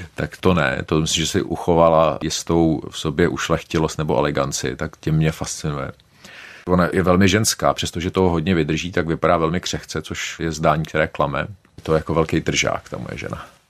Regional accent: Prague, Czechia; also born or lived in Oxford; jsem z Prahy

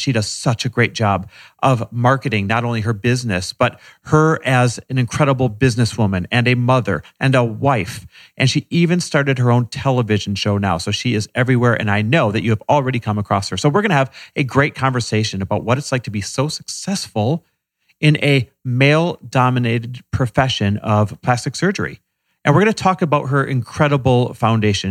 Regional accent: Midwest, United States; moved away as an adult; now in Los Angeles, United States; Growing up Persian sounds a lot like growing up in the Midwest.

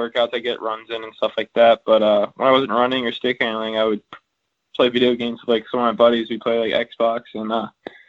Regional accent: Virginia, United States; also born or lived in Germany; I was born in Germany, and then when I was about like 6 or 8 months, we moved to Virginia, and that's where I've grown up since.

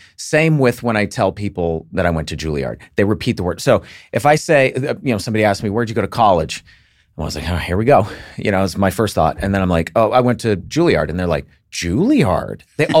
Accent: Alabama, United States; I'm from Alabama.

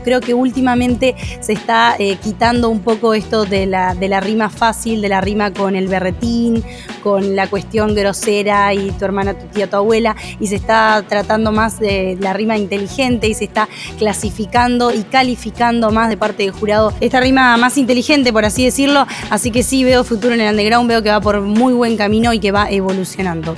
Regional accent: Uruguay; parte mía como uruguaya

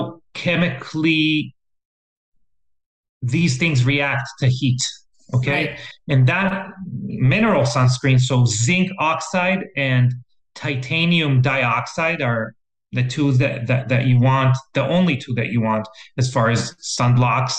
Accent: Israel; moved away; I'm from Israel originally. And when I was growing up, when we were going on field trips to the Dead Sea

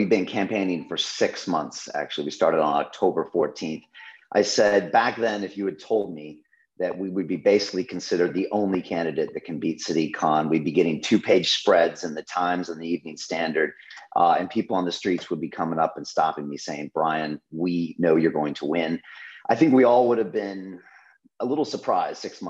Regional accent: San Diego, California, United States; now in London, United Kingdom; I was born on the beaches of San Diego with surfers and you know, sunshine

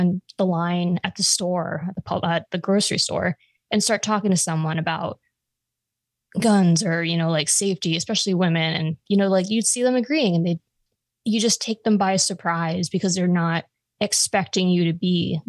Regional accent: Long Island, Suffolk County, New York, United States; moved away; I'm from Long Island.

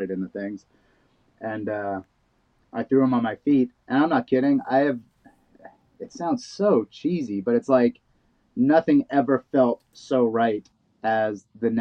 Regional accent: New York City, New York, United States; I grew up in Brooklyn

